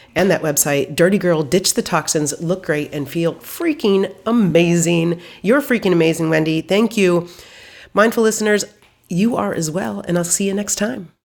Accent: Midwest, United States; I grew up in the Midwest

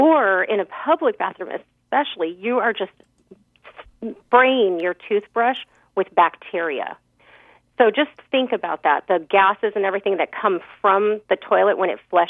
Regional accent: California, United States; I'm from California

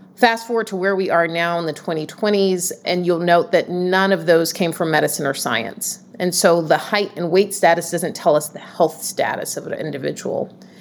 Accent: Atlanta, Georgia, United States; now in Boston, United States; born and raised in Atlanta, Georgia, and the, the South

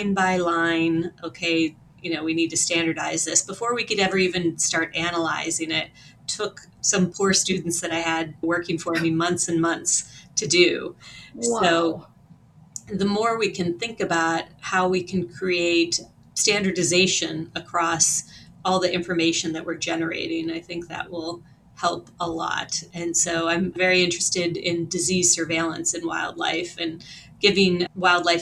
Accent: Western Pennsylvania, United States; also born or lived in South Dakota; now in New York, United States; I grew up in a very rural part of Pennsylvania and Western Pennsylvania in a lot of national forest

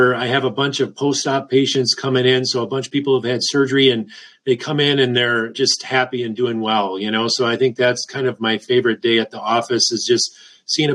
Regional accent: Wisconsin, United States; moved away; also born or lived in suburbs of Chicago; I'm from Wisconsin.

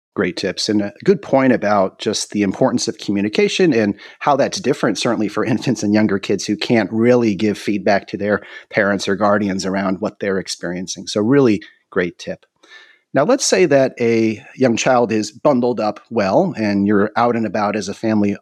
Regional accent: North Carolina, United States; we in North Carolina aren't quite as familiar with ice and snow

